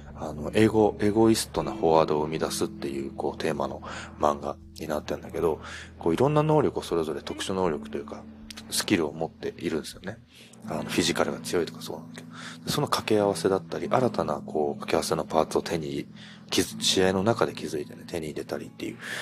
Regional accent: Hokkaido, Japan; now in Kyoto, Japan; 北海道出身なんで、あの、冬場なんて絶対自転車乗らない

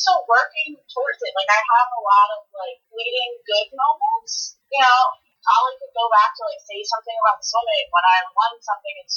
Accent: Houston, Texas, United States; moved away as an adult; also born or lived in South Carolina / Pittsburgh / Phoenix; now in Los Angeles, United States; I was born in South Carolina, so I did 4 years in South Carolina, then 14 years in Houston

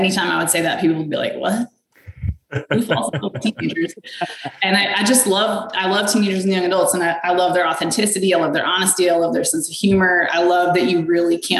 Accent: Midwest, United States; moved away as an adult; now in North Carolina, United States; I grew up in the Midwest

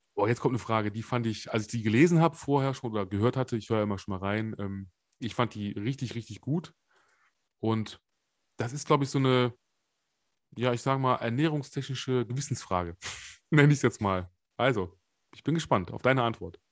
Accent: Germany; bei uns in Deutschland

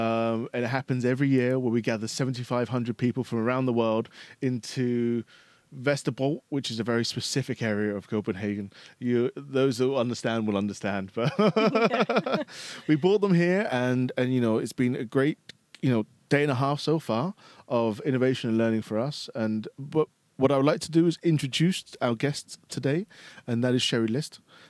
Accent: Spain; English is a second language; now in Denmark; I came to Denmark from Spain, so I can only concur with you.

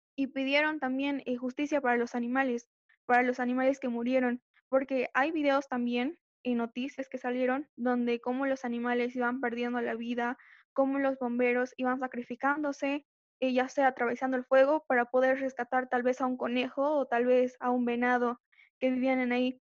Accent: Bolivia; soy de Bolivia

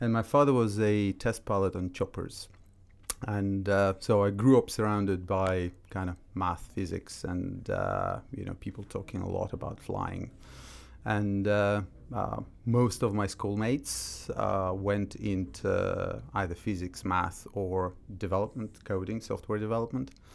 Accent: Russia; moved away as an adult; also born or lived in Austria; now in London, United Kingdom; when I was growing up in Russia

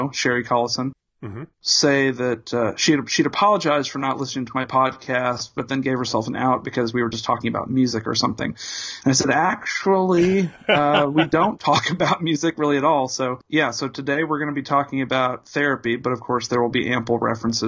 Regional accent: Indianapolis, Indiana, United States; two grown-up hardcore punks, longtime journalists, and longtime friends born and bred in Indianapolis, Indiana

